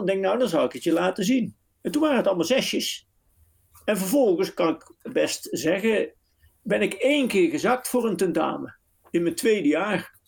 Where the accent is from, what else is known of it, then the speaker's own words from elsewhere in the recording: southern Netherlands, Netherlands; accent: southern, soft G; moved away as an adult; also born or lived in Nijmegen / The Hague; mijn zuidelijke tongval.